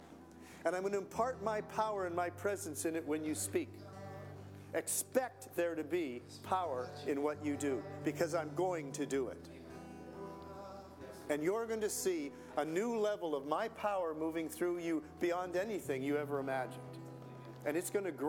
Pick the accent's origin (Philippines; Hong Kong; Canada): Canada; I'm a Canadian